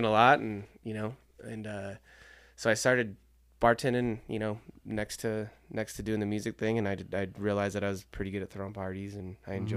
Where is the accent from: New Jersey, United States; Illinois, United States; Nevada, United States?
Nevada, United States; Sparks; also born or lived in Reno, Nevada; I grew up in Sparks, went to Sparks High School, went to UNR